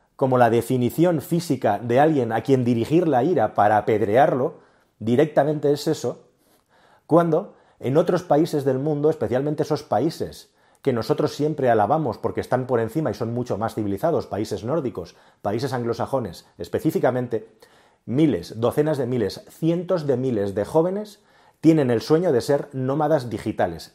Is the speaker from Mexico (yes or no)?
no; Spain